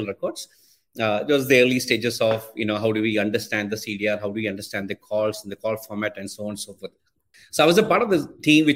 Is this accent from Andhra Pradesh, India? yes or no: no; Kerala, India; moved away as an adult; also born or lived in Mangalore; I grew up in Kerala, in the southern part of Kerala, actually